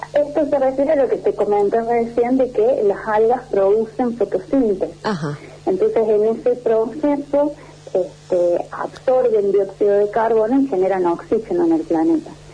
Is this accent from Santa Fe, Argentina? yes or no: no; Córdoba, Argentina; soy cordobesa